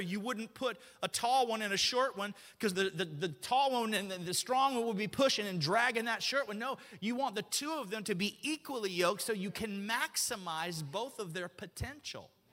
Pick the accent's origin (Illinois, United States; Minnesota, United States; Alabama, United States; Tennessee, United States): Alabama, United States; moved away; I grew up in Alabama